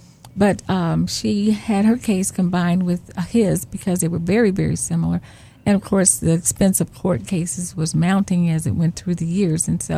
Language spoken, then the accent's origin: English; St. Louis, Missouri, United States; born there; Well, I was born in St. Louis, and my mom and dad, John and Marceline Madison, who were well known here in the city, they were wonderful, wonderful parents.